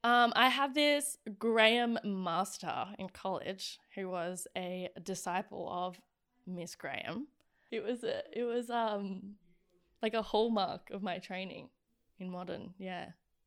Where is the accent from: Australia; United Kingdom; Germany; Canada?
Australia; The worst thing you can possibly do as an Australian is to be loudly like, I am confidently myself, and I am.